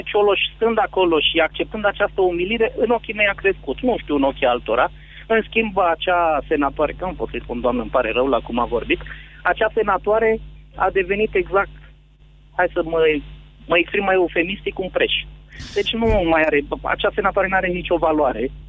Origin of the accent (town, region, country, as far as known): Brașov, Brașov County, Romania